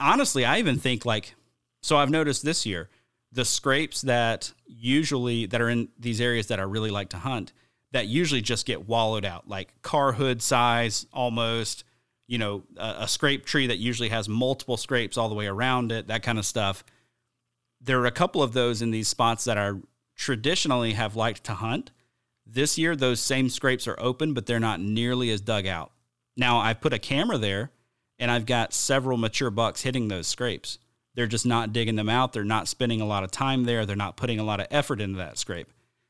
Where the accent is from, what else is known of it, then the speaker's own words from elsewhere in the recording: the South, United States; I grew up hunting in the South